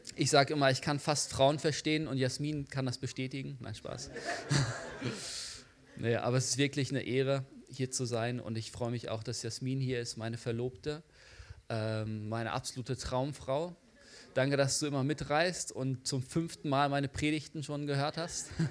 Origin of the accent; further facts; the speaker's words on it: the Bielefeld area, North Rhine-Westphalia, Germany; moved away; Ich komme eigentlich da aus der Gegend von Bielefeld.